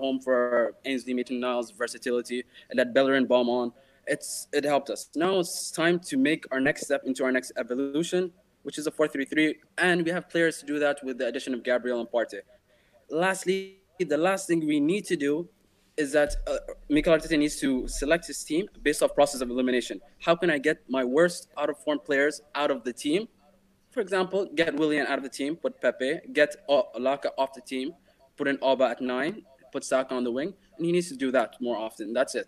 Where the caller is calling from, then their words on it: Dubai, United Arab Emirates; I'm joining you from the UAE, Dubai.